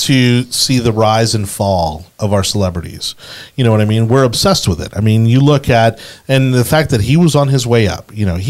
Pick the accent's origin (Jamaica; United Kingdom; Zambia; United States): United States; Miami, Florida; I'm from Miami.